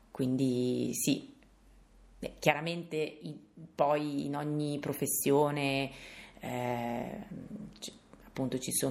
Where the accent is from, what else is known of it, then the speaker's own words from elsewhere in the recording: Carrara, Tuscany, Italy; vengo da Carrara.